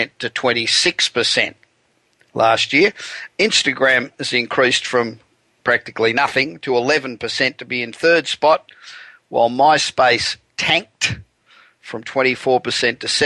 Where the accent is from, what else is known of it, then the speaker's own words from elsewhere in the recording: Los Angeles, California, United States; my hometown of Los Angeles, the wonderful city of angels